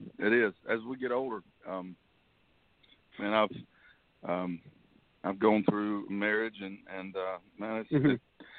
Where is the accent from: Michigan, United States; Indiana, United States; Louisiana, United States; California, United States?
Louisiana, United States; North; moved away as an adult; now in Nashville, United States; Hey, well, I'm from Louisiana. I'm not a Cajun. I'm North Louisiana.